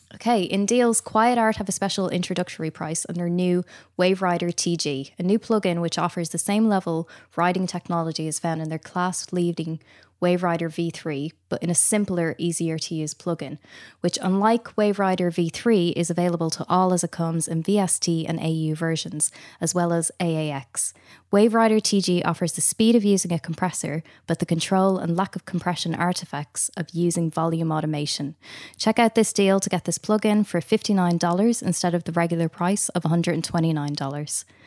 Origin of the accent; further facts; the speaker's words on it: Ireland; accent: Irish; I am obviously Irish. Hopefully people can tell from the accent